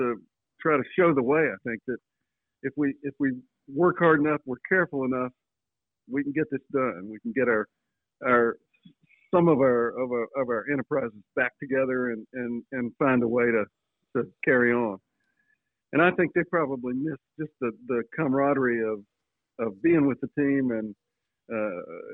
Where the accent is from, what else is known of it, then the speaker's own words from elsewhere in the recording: Floyd, Virginia, United States; I grew up in Floyd, which is about 45 miles away.